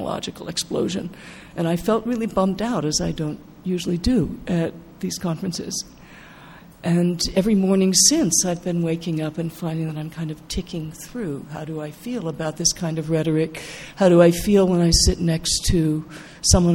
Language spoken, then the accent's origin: English; Pacific Northwest, United States; moved away; I grew up with in the Pacific Northwest